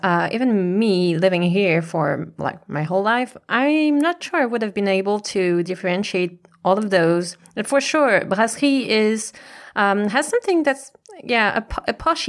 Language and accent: English; Île-de-France, France; English is a second language; And because to me, growing up in France and especially near to Paris, brasseries are the typical big city experience when you are here in this country.